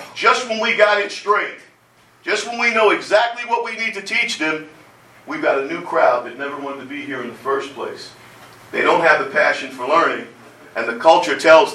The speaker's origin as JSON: {"language": "English", "town": "Jersey City", "region": "New Jersey", "country": "United States", "tie": "born or raised there", "said": "I grew up in Jersey City, 1964."}